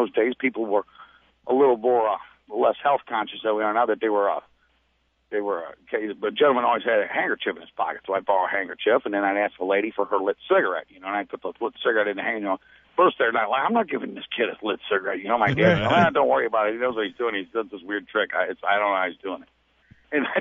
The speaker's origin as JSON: {"language": "English", "town": "St. Louis", "region": "Missouri", "country": "United States", "said": "I'm from St. Louis."}